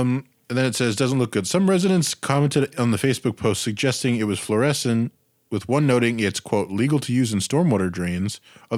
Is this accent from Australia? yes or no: yes; Australia; in Australia. I'm from Australia, dude.